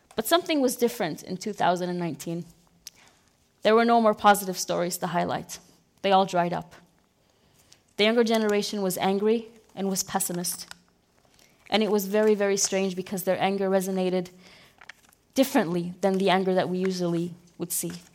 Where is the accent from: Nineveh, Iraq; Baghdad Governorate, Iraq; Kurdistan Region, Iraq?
Nineveh, Iraq; Mosul; English is a second language; moved away as an adult; also born or lived in United Arab Emirates; one of the very few from born and raised in the city who speak English